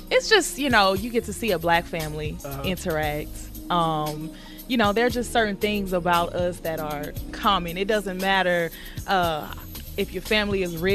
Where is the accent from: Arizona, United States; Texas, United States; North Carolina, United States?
Texas, United States; Houston; why did why did they boo me when I said I was from Houston?